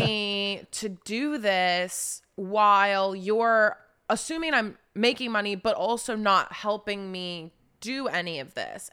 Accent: Charleston, West Virginia, United States; also born or lived in Wheeling, West Virginia; I grew up in West Virginia, like, kind of just raised all the way through high school in Charleston, West Virginia.

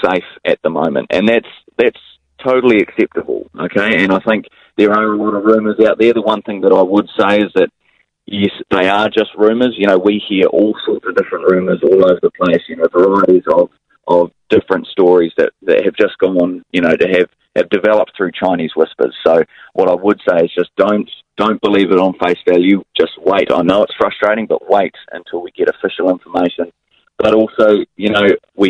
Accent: Hawke's Bay, New Zealand; I'm from Hawke's Bay

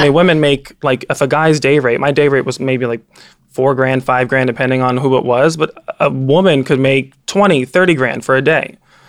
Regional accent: Pacifica, California, United States; moved away as an adult; now in Los Angeles, United States; I grew up in Pacifica, California. I moved to LA 15 years ago, and I've been in real estate ever since.

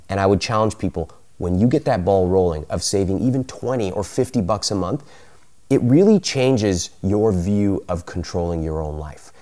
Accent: United States; I grew up in America, but I have a lot of Indian culture around me

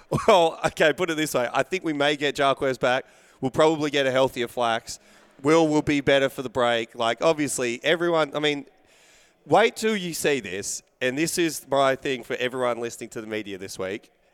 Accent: Australia; being Australian

